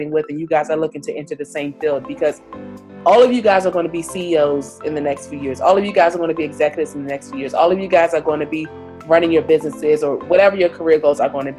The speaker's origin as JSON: {"language": "English", "area": "D.C. area", "region": "Maryland", "country": "United States", "moved": "as an adult", "lives_now": "New York, United States", "said": "I'm originally from the Maryland, D.C. area. Right now, I currently live in New York"}